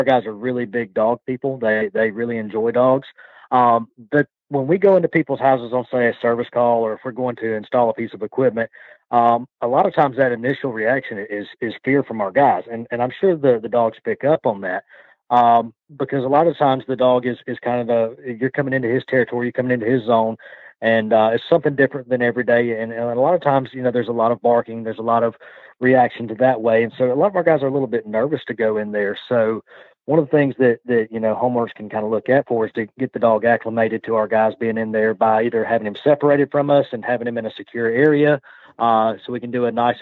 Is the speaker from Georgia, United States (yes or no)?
yes; Athens, Georgia, United States; accent: Georgia; Stanfield Air Systems out of Athens, Georgia